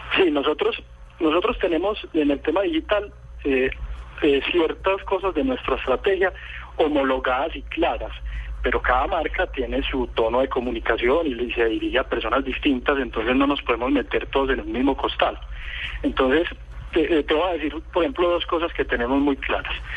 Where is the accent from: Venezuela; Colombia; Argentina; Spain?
Colombia; acá en Colombia